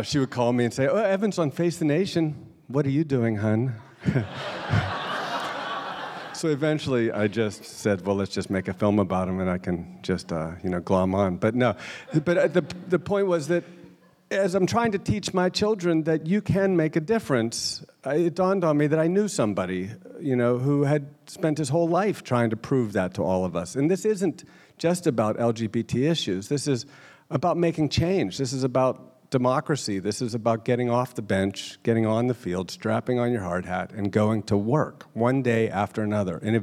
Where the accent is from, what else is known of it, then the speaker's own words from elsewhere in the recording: Pittsburgh, Pennsylvania, United States; I grew up in Pittsburgh